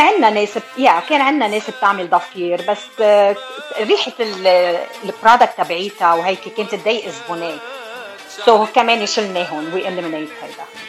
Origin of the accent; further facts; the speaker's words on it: Taalabaya, Beqaa, Lebanon; also born or lived in Buffalo, New York, United States; now in California, United States; انا من آه، ضيعه صغيره اسمها تعلبيه بالبقاع وصار لي بامريكا من 1991